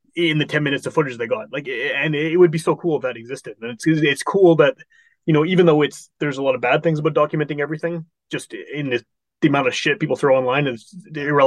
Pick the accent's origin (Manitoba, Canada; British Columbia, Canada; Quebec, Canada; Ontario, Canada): Manitoba, Canada; Winnipeg; the house I grew up in Wolseley from like 1980s